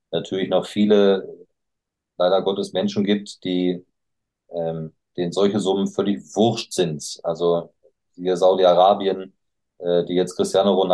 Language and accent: German; Bielefeld, North Rhine-Westphalia, Germany; Ähm, also gerade wenn ich jetzt zum Beispiel auch in meiner Heimat denke, an, an Bielefeld, ähm, die Alm, die mitten im Wohngebiet steht